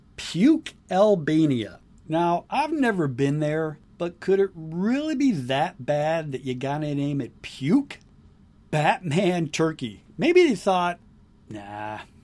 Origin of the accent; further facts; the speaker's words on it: Michigan, United States; I'm from Michigan